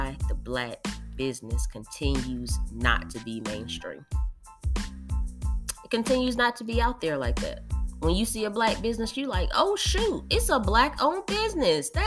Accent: North Carolina, United States; moved away as an adult; now in Texas, United States; I'm from North Carolina. I moved from North Carolina about a year and a half ago.

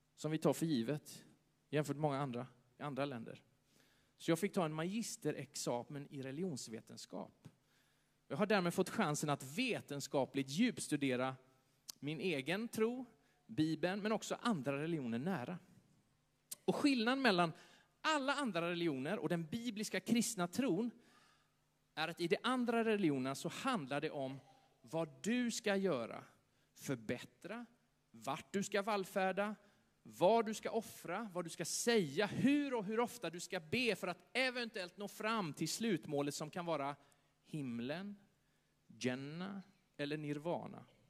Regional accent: Sweden; Tänk att vi föddes i Sverige

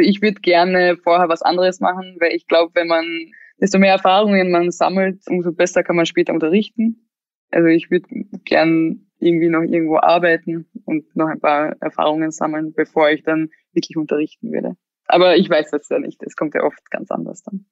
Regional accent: Klagenfurt, Carinthia, Austria; moved away as an adult; now in Vienna, Austria; ich bin eigentlich schon in der Stadt aufgewachsen, weil ich ja, wie gesagt, im Internat war, seitdem, also ab zehn. Und da war ich in Klagenfurt, also das ist die ähm, Landeshauptstadt von Kärnten. Und da bin ich halt aufgewachsen

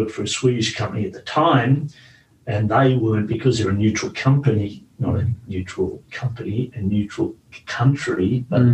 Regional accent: Australia; moved away as an adult; also born or lived in Sweden; I came from Australia

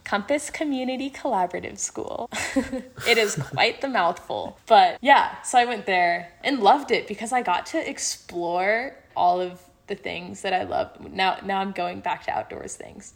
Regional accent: Colorado, United States; moved away; I'm from Colorado in the United States

